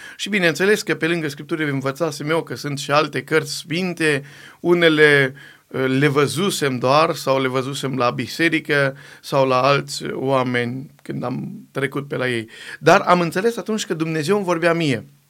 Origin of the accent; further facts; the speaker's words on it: Borșa, Maramureș County, Romania; now in Timișoara, Romania; prin Maramureș, de unde sunt eu deloc, am venit în Banat, în Timișoara